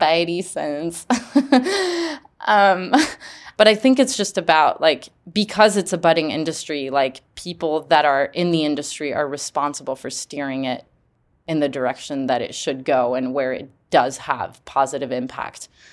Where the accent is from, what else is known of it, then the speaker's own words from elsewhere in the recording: Geneva, Switzerland; growing up in Geneva, there's about four hundred nonprofits that are based in Geneva.